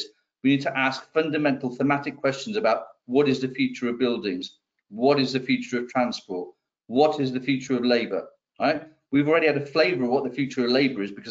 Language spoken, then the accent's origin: English; Wales, United Kingdom; we're Welsh for a start.